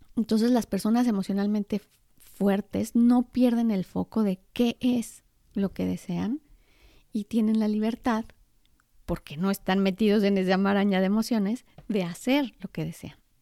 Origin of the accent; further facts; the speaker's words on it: Mexico; yo soy mexicana.